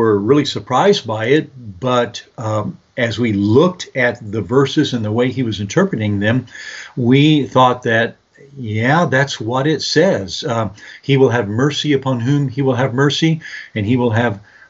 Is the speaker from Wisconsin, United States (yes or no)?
no; San Antonio, Texas, United States; I'm from San Antonio, and I was raised here born and raised here in San Antonio, Texas.